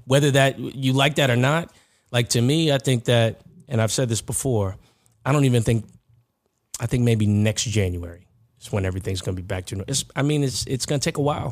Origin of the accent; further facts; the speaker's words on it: New York, United States; everyone knows you're from New York